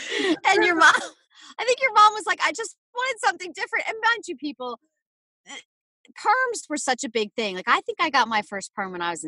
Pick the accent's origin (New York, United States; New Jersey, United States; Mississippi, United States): New Jersey, United States; Everybody growing up in New Jersey